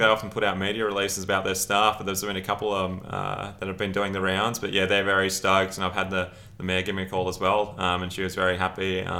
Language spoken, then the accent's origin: English; Brisbane, Queensland, Australia; moved away as an adult; now in Rockhampton, Australia; As I said, I was born and bred in Brisbane, so through and through.